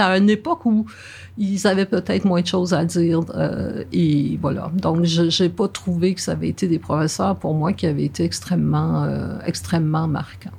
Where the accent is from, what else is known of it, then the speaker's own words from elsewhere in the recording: Verdun, Quebec, Canada; Je suis née vraiment à Verdun et j'ai vraiment grandi à Verdun